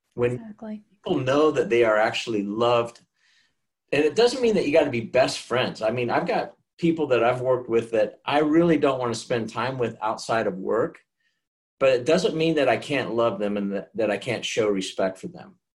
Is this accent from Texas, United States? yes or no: no; Kansas, United States; also born or lived in Cleveland, Ohio; now in Charlotte, United States; Charlotte's just home to me, even though I was raised in Kansas.